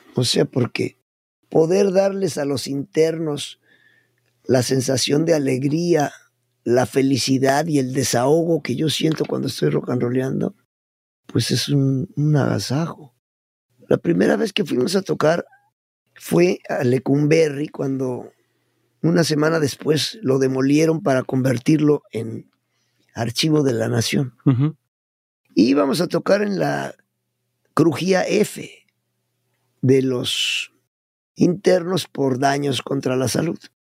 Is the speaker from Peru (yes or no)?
no; Puebla, Mexico; born or raised there; moved away; also born or lived in Mexico City